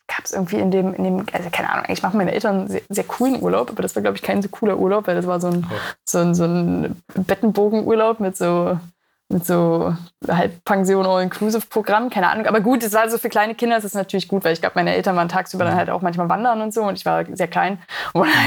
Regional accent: Magdeburg, Saxony-Anhalt, Germany; Ich komme aus Magdeburg, das ist ja im Osten

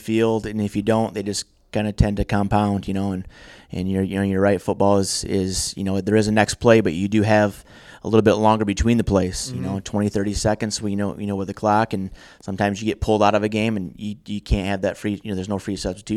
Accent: Kent City, Michigan, United States; My dad started the wrestling program where I grew up in Kent City

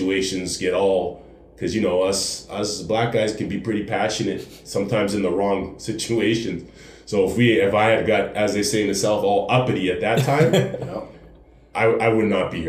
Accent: Halifax, Nova Scotia, Canada; born there; also born or lived in Ontario; now in Calgary, Canada; like when I lived in Ontario and that, because like I said, I grew up in the military, I was born in Halifax.

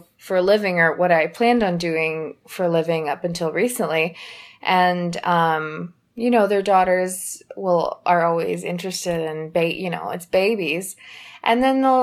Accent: Georgia, United States; I grew up here in Georgia

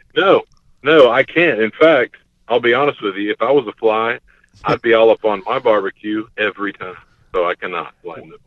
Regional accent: Gulf Coast, United States; I come from the Gulf Coast area

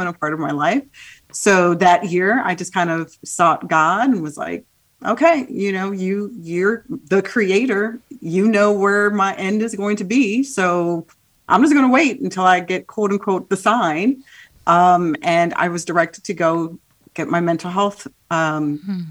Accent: Midwest, Illinois, United States; also born or lived in Haiti; I was raised in the Midwest, um, my home was very much a Haitian home

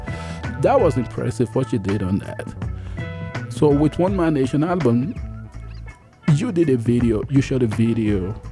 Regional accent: Nigeria; I'm from Nigeria, and in Nigeria, basically, we've got a lot of diversity

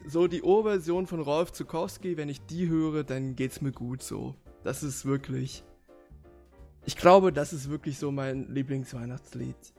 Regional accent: Leipzig, Saxony, Germany; also born or lived in Halle; ich studiere ja in Halle und ich komme aus Leipzig

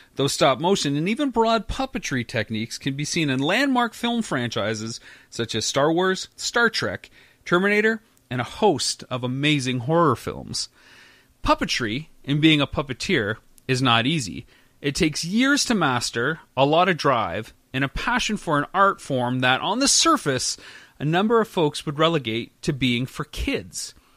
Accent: London, Ontario, Canada; moved away; I'm from London as well.

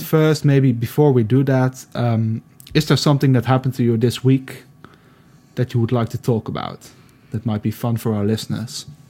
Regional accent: Netherlands; also born or lived in Eindhoven; I'm from the Netherlands. I live in Eindhoven

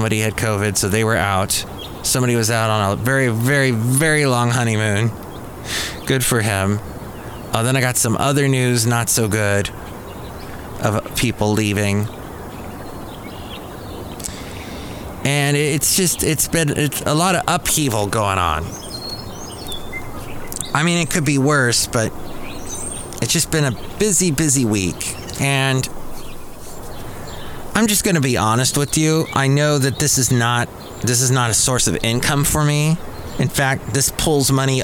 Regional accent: Los Angeles, California, United States; I grew up in the San Fernando Valley

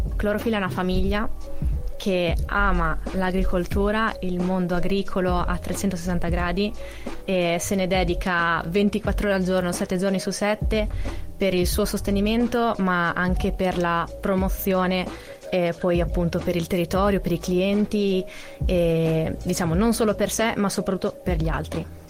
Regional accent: Cesena, Emilia-Romagna, Italy; moved away; Io che vengo da Cesena sono abituata a uscire, fare due passi in centro, c'è sempre qualcosa eh, io vengo da Cesena

